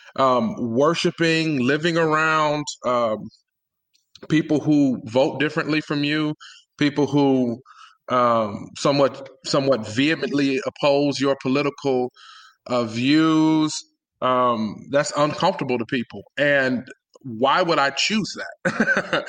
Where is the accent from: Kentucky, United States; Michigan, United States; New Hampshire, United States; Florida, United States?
Michigan, United States; Detroit; I grew up in Detroit, born and raised